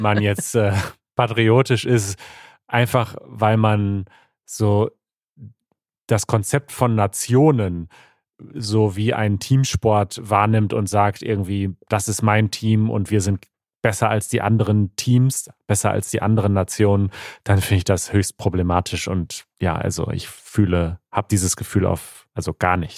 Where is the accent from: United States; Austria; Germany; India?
India; German is a second language; ich komme aus Indien